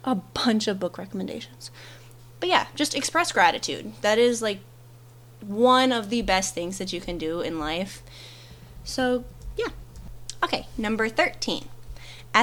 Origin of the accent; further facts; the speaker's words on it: Michigan, United States; moved away; I'm originally from Michigan